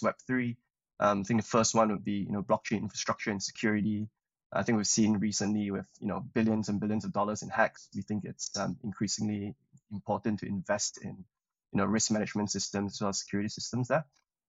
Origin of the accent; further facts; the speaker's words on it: Malaysia; moved away as an adult; also born or lived in Cambridge, United Kingdom; I'm originally from Malaysia, came over to the UK to study